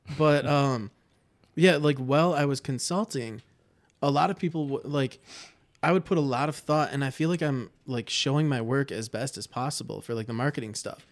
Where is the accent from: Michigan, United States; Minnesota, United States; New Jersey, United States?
Michigan, United States; Livonia; now in Ann Arbor, United States; I grew up in Livonia, which is, like, one of my least favorite places on the planet